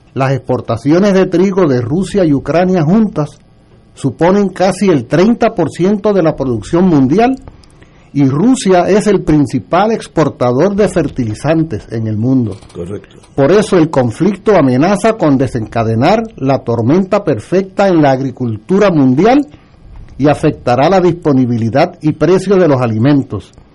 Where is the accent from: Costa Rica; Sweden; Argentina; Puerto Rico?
Puerto Rico; yo soy puertorriqueño